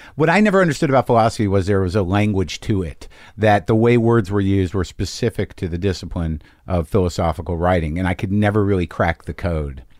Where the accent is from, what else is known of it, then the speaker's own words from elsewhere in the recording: Albuquerque, New Mexico, United States; moved away as an adult; also born or lived in Boston; Albuquerque, Highland High